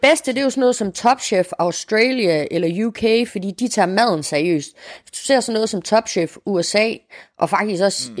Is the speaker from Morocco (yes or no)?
yes; Morocco; now in Denmark; jeg jo som marokkaner